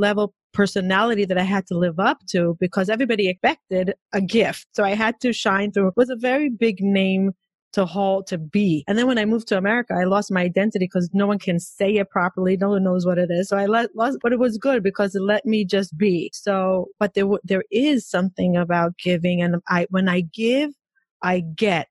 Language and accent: English; Israel; growing up in Israel